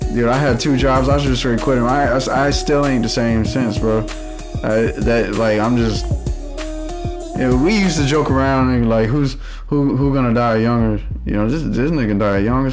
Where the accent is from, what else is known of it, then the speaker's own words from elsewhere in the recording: Louisiana, United States; I'm from Louisiana